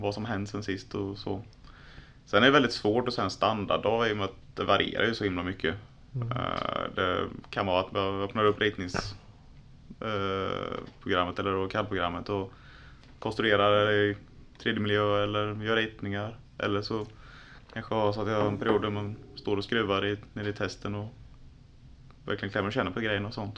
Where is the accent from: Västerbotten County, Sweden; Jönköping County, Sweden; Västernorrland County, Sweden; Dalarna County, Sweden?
Jönköping County, Sweden; Tranås; also born or lived in Linköping; född och uppvuxen i Tranås